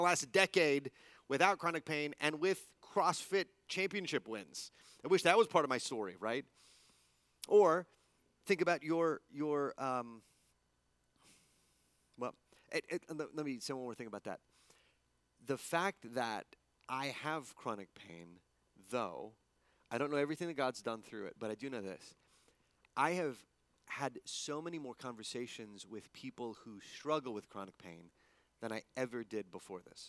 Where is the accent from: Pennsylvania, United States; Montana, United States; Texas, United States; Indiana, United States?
Texas, United States; El Paso; moved away; also born or lived in East Coast; growing up in El Paso